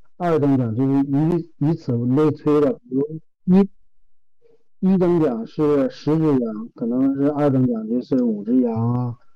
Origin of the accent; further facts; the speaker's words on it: Hulunbuir, Inner Mongolia, China; 我们呼伦贝尔都是大草原